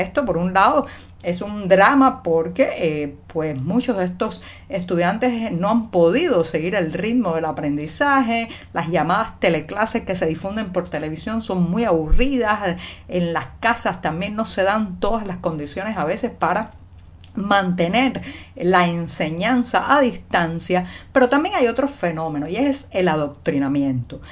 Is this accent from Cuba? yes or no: yes; Cuba; cubana, periodista, ciudadana